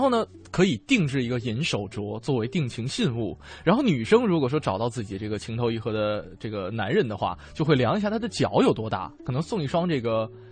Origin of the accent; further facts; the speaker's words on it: northern China, China; 就作为北方人来讲哈